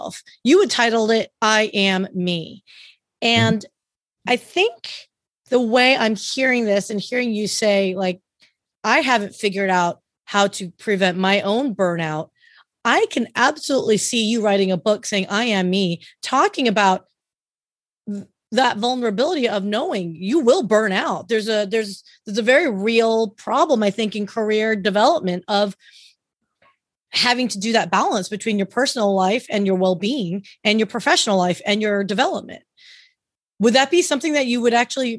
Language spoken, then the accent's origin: English; California, United States; I'm a Californian